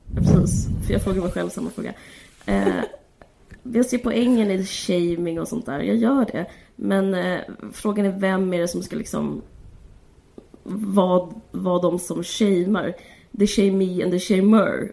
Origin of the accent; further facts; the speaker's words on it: Simrishamn, Skåne, Sweden; jag bodde utanför Simrishamn